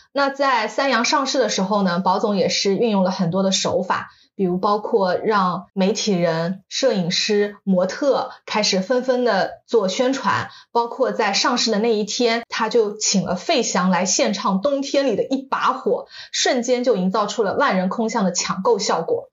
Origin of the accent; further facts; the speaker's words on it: China; 我们中国人